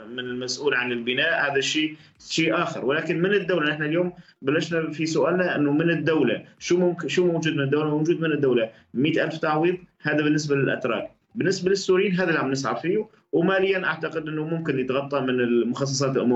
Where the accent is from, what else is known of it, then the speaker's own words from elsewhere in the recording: Syria; now in Turkey; نحن هلا بدنا نحكي كسوريين او او كاجانب كسوريين او كاجانب حاليا في في تركيا